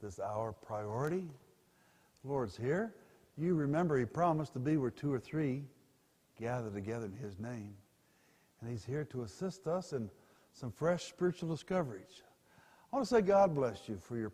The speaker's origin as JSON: {"language": "English", "town": "Pueblo", "region": "Colorado", "country": "United States", "tie": "born or raised there", "also_born_or_lived": "Denver", "said": "born in Denver but grew up in Pueblo, just about 45 miles south of here."}